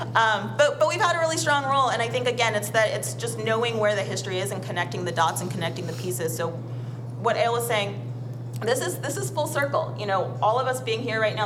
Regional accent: Middlebury, Vermont, United States; I'm from a little white town called Middlebury, Vermont

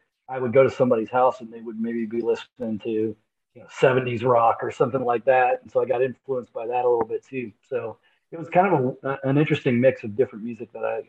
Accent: Sandusky, Ohio, United States; also born or lived in Hartford, Connecticut; now in Chillicothe, United States; And I was born in Hartford, Connecticut. I'm 53. But I moved when I was really, really young, probably within my first 3 or 4 years, to Sandusky, Ohio, which was up on a lake.

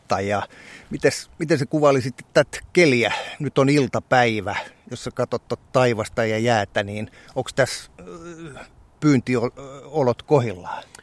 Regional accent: South Kymenlaakso, Finland; meillä Etelä-Kymenlaaksossa on, siellä on sellainen sanonta

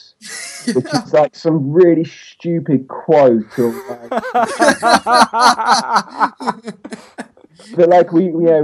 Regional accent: England, United Kingdom; I'm English

